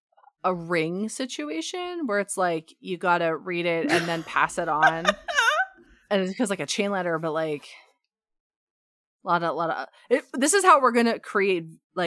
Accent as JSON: {"language": "English", "region": "Ontario", "country": "Canada", "lives_now": "Alberta, Canada", "said": "It is part of being Canadian, I think."}